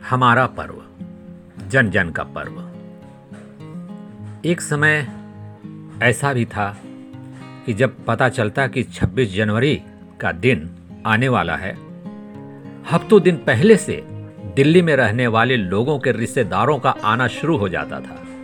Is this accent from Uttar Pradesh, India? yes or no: yes; Mathura, Uttar Pradesh, India; दोस्तों मैं मथुरा से हूँ और आपको मैं जानकारी दूंगा यहाँ की सबसे प्रचलित होली के बारे में